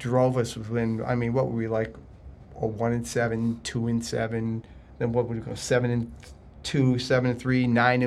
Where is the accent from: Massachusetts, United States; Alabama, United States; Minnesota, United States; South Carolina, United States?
Massachusetts, United States; Springfield; I grew up in Springfield, Massachusetts